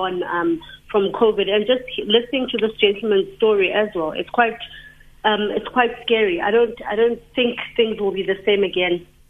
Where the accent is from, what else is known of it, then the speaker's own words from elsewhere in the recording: East London, Eastern Cape, South Africa; moved away; so I'm originally from East London.